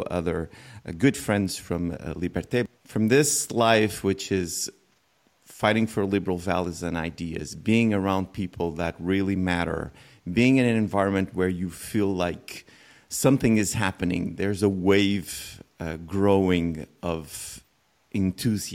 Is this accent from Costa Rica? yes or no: no; Portugal; I'm from Portugal